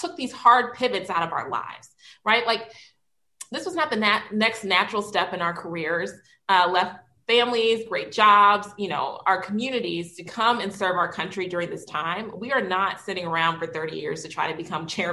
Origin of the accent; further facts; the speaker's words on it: Illinois, United States; I'm from Illinois